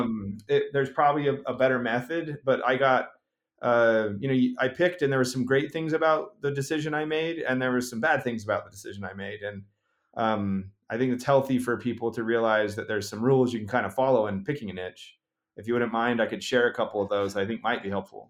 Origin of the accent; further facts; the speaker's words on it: Utah, United States; my home state, uh, of Utah